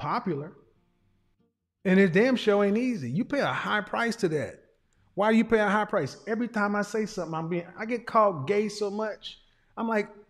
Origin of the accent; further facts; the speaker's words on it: Oklahoma, United States; I'm a guy from Oklahoma